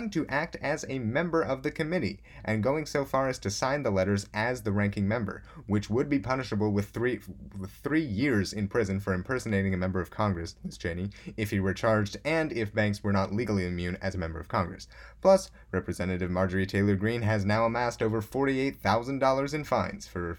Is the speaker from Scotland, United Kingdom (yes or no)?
yes; Scotland, United Kingdom; International Climate Change Conference that's still going on in the rolling hills of Scotland and I'm Scottish, so I can say that.